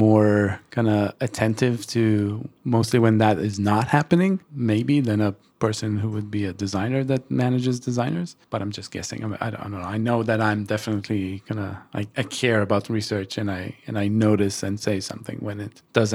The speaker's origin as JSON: {"language": "English", "country": "Israel", "moved": "as an adult", "said": "I'm originally from Israel, and I relocated almost 12 years ago"}